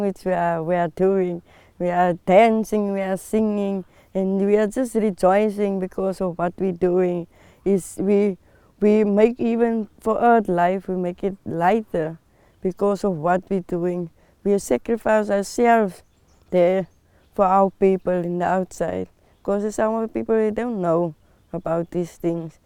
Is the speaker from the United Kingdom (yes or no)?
no; Citrusdal, Western Cape, South Africa; I'm from Citrusdal. I'm here now at Cedar Kloof